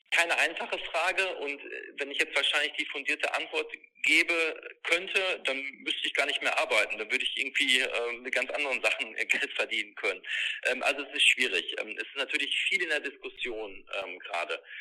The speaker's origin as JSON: {"language": "German", "region": "North Rhine-Westphalia", "country": "Germany", "said": "und ich komme nun mal aus, aus dem Sauerland, einer Mittelgebirgsregion, wo es nicht immer ganz einfach ist, Landwirtschaft zu betreiben"}